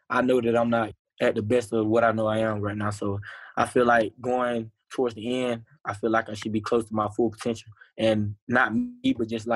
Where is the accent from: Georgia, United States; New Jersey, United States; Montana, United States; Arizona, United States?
Georgia, United States; Cochran; moved away as an adult; now in Kennesaw, United States; I'm from Cochran